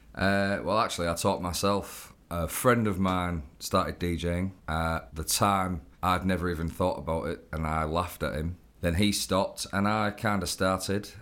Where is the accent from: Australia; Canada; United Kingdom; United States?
United Kingdom; Hull, Yorkshire and the Humber; growing up in Hull was quite tough.